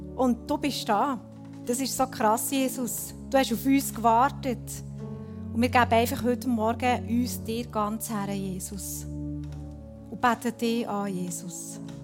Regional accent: Switzerland; bei uns in der Schweiz

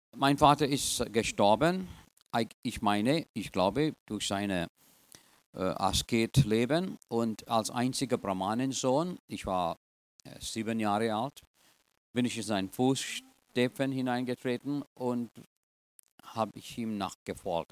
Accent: Trinidad & Tobago; German is a second language; also born or lived in India (ancestry); now in United States; Ich bin eigentlich in Trinidad geboren, aber in einer indischen Gesellschaft

